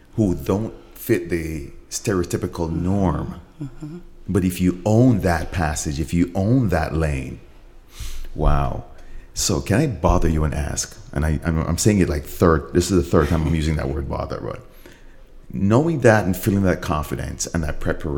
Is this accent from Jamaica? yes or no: yes; Jamaica; I'm Jamaican.